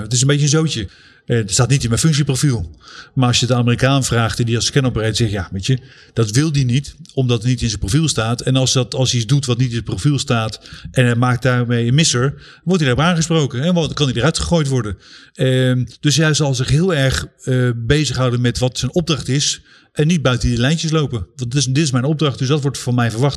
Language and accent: Dutch; Netherlands; moved away; we als Nederlanders